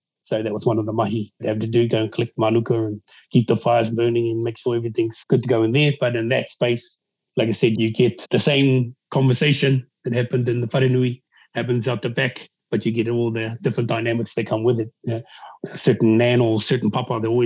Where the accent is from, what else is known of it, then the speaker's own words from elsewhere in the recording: Auckland, New Zealand; also born or lived in Waiuku / Pukekohe / Hokianga; born and bred in the south side of Auckland